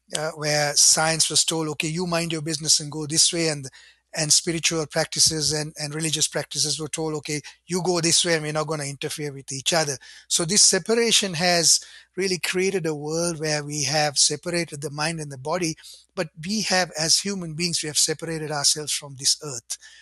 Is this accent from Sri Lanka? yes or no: yes; Sri Lanka; now in Ottawa, Canada; I grew up in Sri Lanka in a Buddhist home